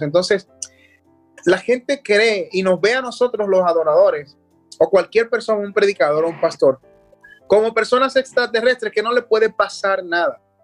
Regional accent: Dominican Republic; obtuve premios en mi país, como el Premio Soberano, que es un premio secular bastante eh, importante acá.

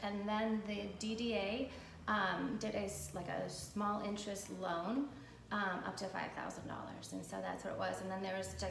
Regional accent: Ludington, Michigan, United States; now in Manistee, United States; Okay, well, I'm originally from Ludington. I was born there. My parents had a motel across from the public beach there. And then they moved when I was like in middle school, like in the middle of the state

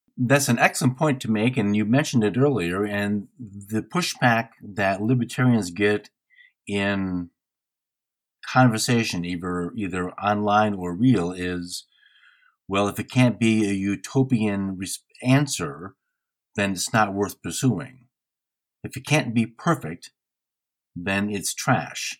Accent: Midwest, United States; I am from the Midwest

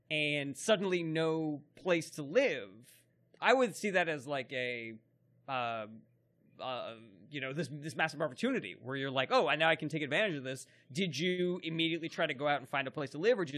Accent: Bronx, New York, United States; I grew up in the Bronx.

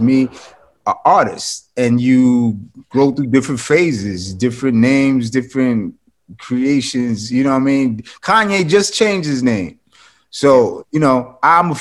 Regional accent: New York City, New York, United States; also born or lived in the South / Bay Area; now in Los Angeles, United States; With my mother, I grew up a lot. I'm from Jamaica, Queens, New

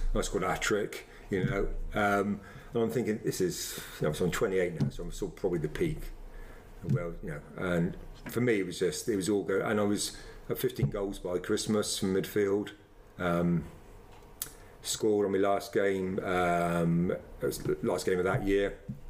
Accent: Trowbridge, South West England, United Kingdom; born and bred in Trowbridge, and it's not like the centre of the universe.

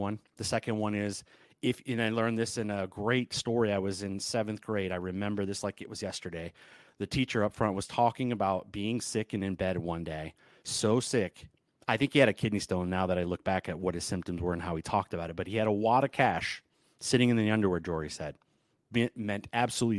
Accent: Southern California, United States; also born or lived in Michigan; I am from Michigan originally, grew up in Southern California

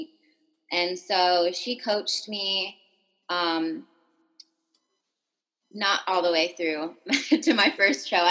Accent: California, United States; moved away as an adult; now in Portland, United States; from California. I lived there my whole life up until I moved out to Portland, Oregon.

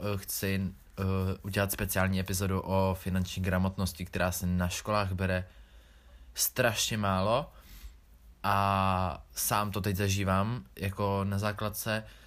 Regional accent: Czechia; jsem se narodil v České republice a v roce dva tisíce šest

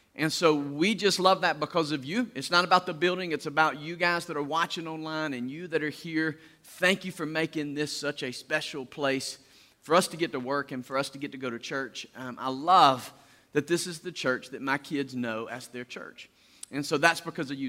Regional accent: Deep South, United States; we do this in the deep south

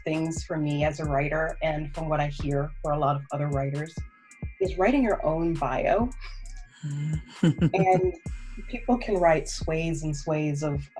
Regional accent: Charleston, South Carolina, United States; moved away as an adult; now in United Kingdom; I am from downtown Charleston, right off of Rutledge Avenue.

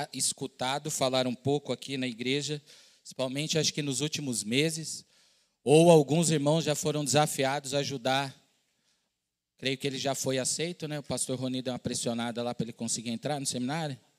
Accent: São Paulo, Brazil; moved away as an adult; also born or lived in southern Minas Gerais / Pará; eu sou de São Paulo, estava morando no sul de Minas, num outro estado

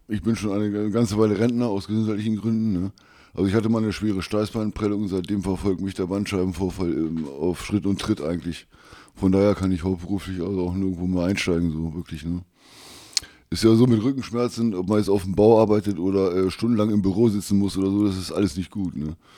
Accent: Wolfsburg, Lower Saxony, Germany; 56 ähm, Jahre alt, jung geblieben aus Wolfsburg

